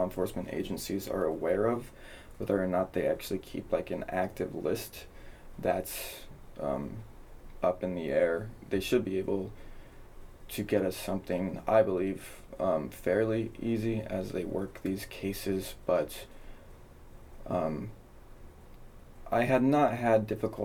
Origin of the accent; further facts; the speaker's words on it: Anchorage, Alaska, United States; moved away as an adult; now in Clark County, United States; I came from Anchorage, Alaska. It's where I spent my entire life.